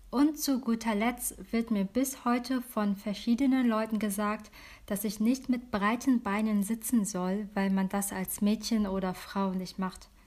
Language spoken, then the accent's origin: German; Germany; born there; Ich bin Wirtdeutsche, meine Eltern kommen beide aus Vietnam und ich bin hier in Deutschland geboren.